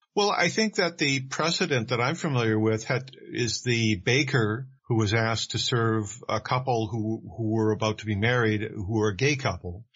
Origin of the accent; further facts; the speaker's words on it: Vancouver, British Columbia, Canada; I, am a Canadian. I was born and raised in Vancouver, British Columbia